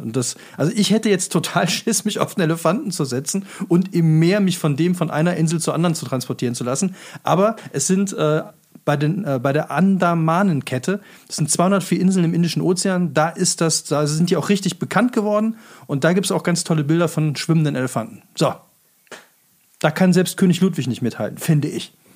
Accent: Rhineland, Germany; Ich als Rheinländer

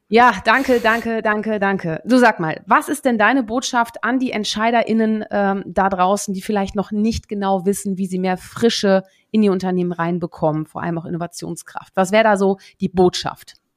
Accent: Münsterland, North Rhine-Westphalia, Germany; moved away; also born or lived in Netherlands; ich bin ja geboren in den Niederlanden, so, aber aber ich habe ja eine eine nicht unbeträchtliche Zeit, nämlich zehn Jahre meines Lebens äh, im Münsterland äh, verbracht

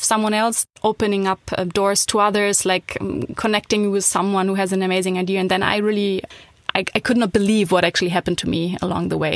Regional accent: Hamburg, Germany; moved away as an adult; also born or lived in Berlin; now in Düsseldorf, Germany; I'm from Hamburg

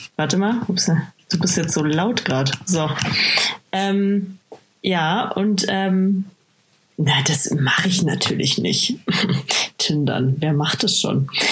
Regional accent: Bad Aibling, Bavaria, Germany; moved away; ich komme ja aus Bad Aibling ursprünglich

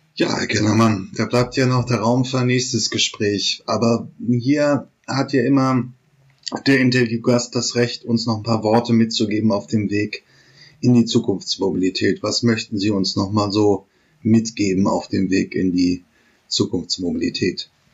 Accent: the North, Northern Germany, Germany; ich komme ja hier auch aus dem Norden

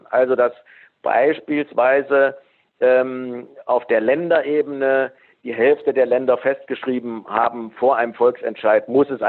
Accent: Thuringia, Germany; Stimmt, ich bin Thüringer.

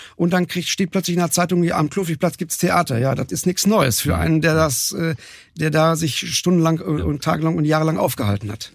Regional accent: North Rhine-Westphalia, Germany; now in Cologne, Germany; Ich bin ja Westfale, so von, von oh. Geburt her

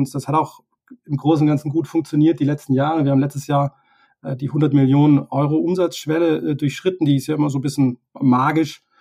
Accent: Tübingen, Baden-Württemberg, Germany; wir kommen beide aus Süddeutschland, aus Tübingen

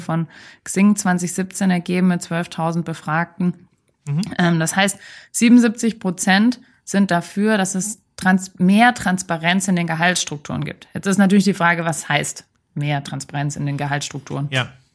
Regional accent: Germany; bei uns in Deutschland

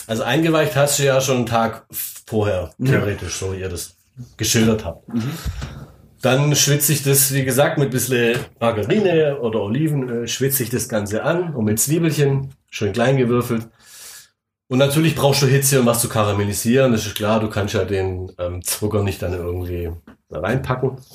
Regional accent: Swabia, Germany; Ich bin selber Schwabe

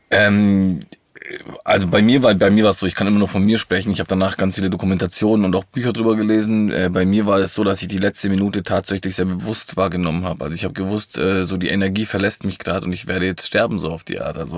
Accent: Villingen-Schwenningen, Baden-Württemberg, Germany; born there; ich bin äh, im Schwarzwald in Flingen-Schwenningen geboren.

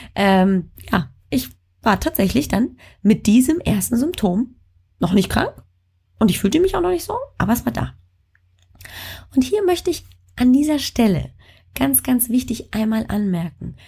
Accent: Bavaria, Germany; moved away; aus äh, meiner alten Heimat, also Bayern

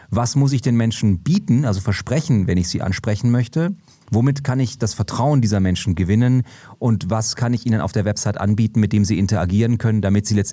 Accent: Munich, Bavaria, Germany; bin als gebürtiger Münchner

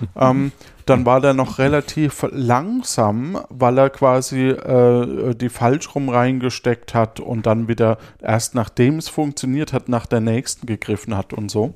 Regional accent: near Würzburg, Bavaria, Germany; aus der Nähe von Würzburg, wo ich herkomme.

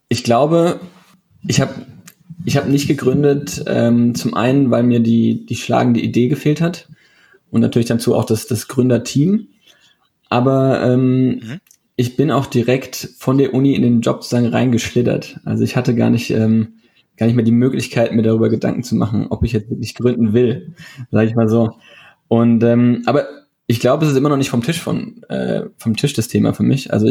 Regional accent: Darmstadt, Hesse, Germany; also ich ich bin hier sogar in Darmstadt aufgewachsen, wo ich jetzt auch arbeite.

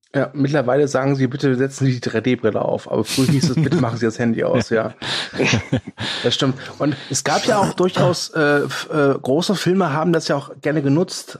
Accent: Kerpen, North Rhine-Westphalia, Germany; bei uns in Kerpen gab oder gibt es immer noch das Kapitol

